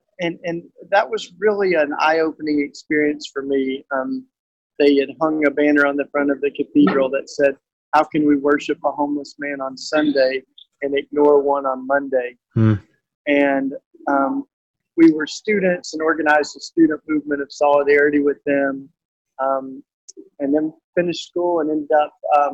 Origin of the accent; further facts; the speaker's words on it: outside of Knoxville, East Tennessee, United States; moved away; also born or lived in Philadelphia; I'm a Tennessee boy. I grew up down on the east side of Tennessee and outside of Knoxville, Tennessee